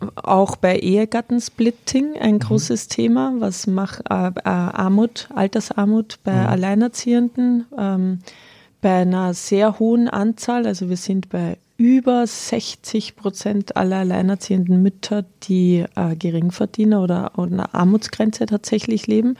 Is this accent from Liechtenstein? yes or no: no; Austria; now in Bavaria, Germany; Jetzt komme ich aus Österreich, ja. kleinem katholischen Dörfchen